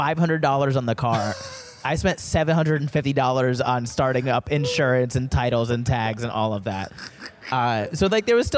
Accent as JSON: {"language": "English", "town": "Daytona Beach", "region": "Florida", "country": "United States", "tie": "born or raised there", "also_born_or_lived": "Orange County, Florida", "moved": "as an adult", "lives_now": "Southern California, United States", "said": "I grew up in Daytona Beach, Florida"}